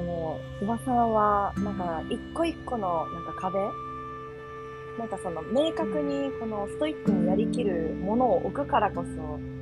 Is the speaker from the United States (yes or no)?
yes; United States; moved away; 私実はですねアメリカで育っていて